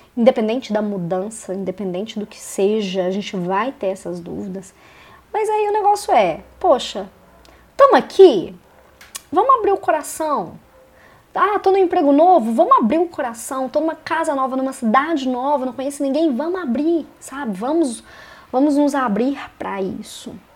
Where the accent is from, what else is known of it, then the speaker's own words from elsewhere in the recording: Belo Horizonte, Minas Gerais, Brazil; moved away as an adult; now in Curitiba, Brazil; Eu sou de Belo Horizonte, em Minas Gerais, mas em 2017 eu me mudei para Curitiba